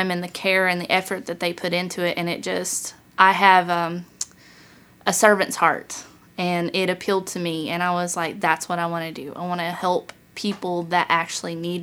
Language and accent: English; Roan Mountain, Tennessee, United States; also born or lived in North Carolina; I was raised in Northeast Tennessee. I was born in North Carolina.